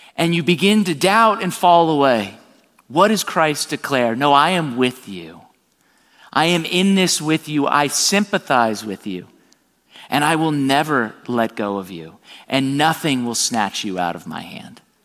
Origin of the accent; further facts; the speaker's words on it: South Florida, United States; I'm born and raised in South Florida.